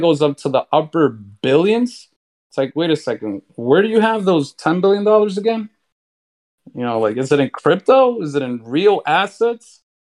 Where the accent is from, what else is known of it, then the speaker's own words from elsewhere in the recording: New York City, New York, United States; I'm from New York City, right? Born and raised